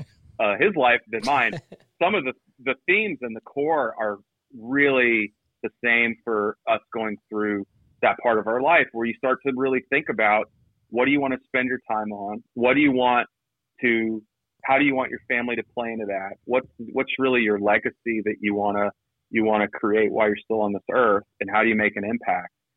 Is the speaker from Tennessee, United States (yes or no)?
no; Georgia, United States; moved away; I grew up in Georgia, so I I I, uh, I got to go a couple times when I lived there